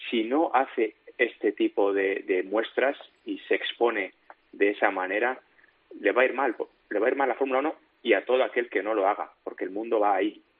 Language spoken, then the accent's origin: Spanish; Valladolid, Castile and León, Spain; yo soy de Valladolid, es decir, yo no he nacido en una gran ciudad súper cosmopolita